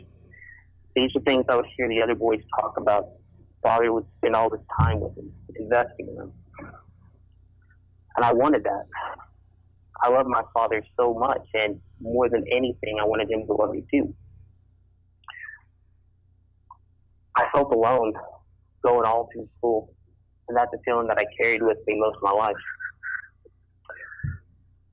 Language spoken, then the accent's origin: English; Texas, United States; now in Kansas, United States; I'm originally from Texas